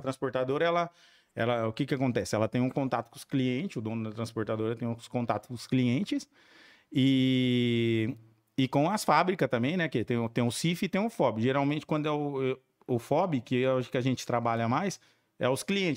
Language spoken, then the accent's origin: Portuguese; Pacaembu, São Paulo, Brazil; also born or lived in Campinas / Santos / Cubatão; now in Jacupiranga, Brazil; eu sou nascido em Campinas e perdi meu pai com 3, minha mãe com 11 aí eu tive que morar com meus avós em Paquembu, Paquembu, São Paulo